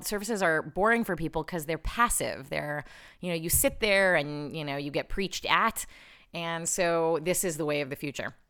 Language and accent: English; Chicago, Illinois, United States; I grew up in Chicago, but I moved back here when I was thirty.